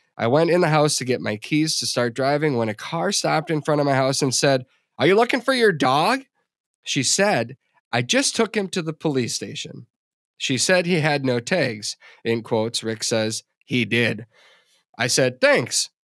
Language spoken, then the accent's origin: English; Minnesota, United States; my home state of Minnesota